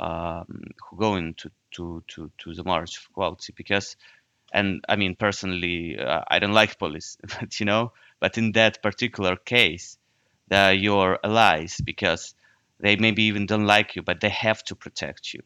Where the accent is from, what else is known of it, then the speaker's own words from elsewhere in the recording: Ukraine; moved away as an adult; now in Netherlands; I'm from Ukraine